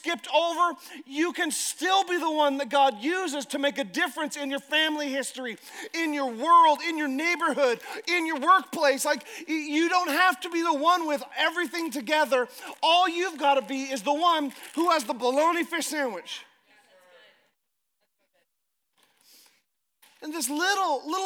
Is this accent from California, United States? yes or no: no; Alaska, United States; I'm from Alaska